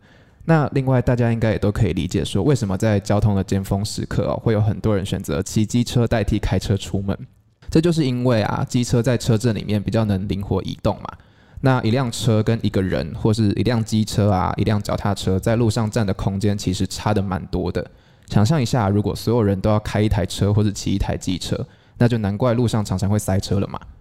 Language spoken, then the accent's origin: Chinese; Changhua County, Taiwan; 比如说像台南或是我的家乡彰化这两个城市的旧市区